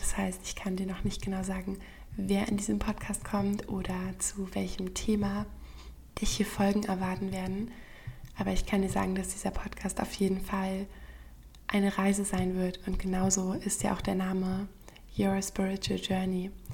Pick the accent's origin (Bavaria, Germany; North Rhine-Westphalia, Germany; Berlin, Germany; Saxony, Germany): Berlin, Germany; von meiner Heimatstadt Berlin